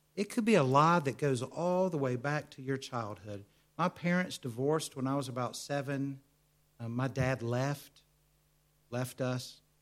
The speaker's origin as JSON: {"language": "English", "country": "United States", "accent": "American", "said": "my American accent"}